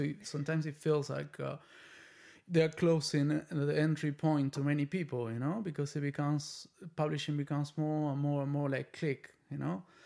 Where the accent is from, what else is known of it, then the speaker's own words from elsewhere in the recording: Argentina; now in United States; I'm from Argentina